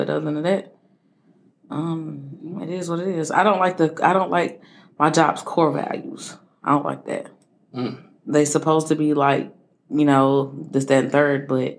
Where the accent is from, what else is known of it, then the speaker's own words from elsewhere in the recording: Nicholtown, South Carolina, United States; I'm from Nickel Town.